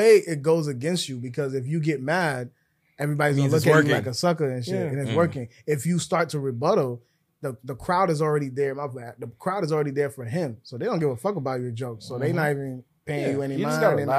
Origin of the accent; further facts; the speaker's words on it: Minnesota, United States; I'm from Minnesota.